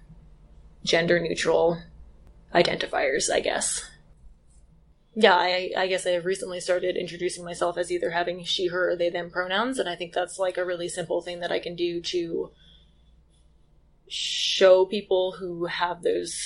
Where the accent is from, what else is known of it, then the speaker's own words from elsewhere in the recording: Western Massachusetts, United States; moved away as an adult; also born or lived in Wyoming; now in Moab, United States; I grew up in Western Massachusetts